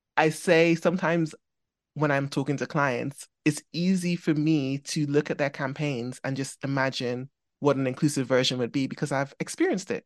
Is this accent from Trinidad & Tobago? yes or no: yes; Trinidad & Tobago; now in England; I grew up in Trinidad